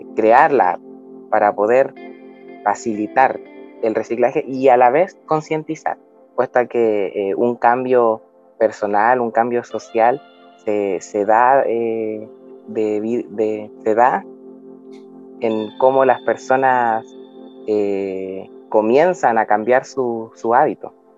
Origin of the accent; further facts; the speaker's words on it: Arica, Arica y Parinacota, Chile; yo soy de Arica, Arica, nací en Arica y he vivido toda mi vida aquí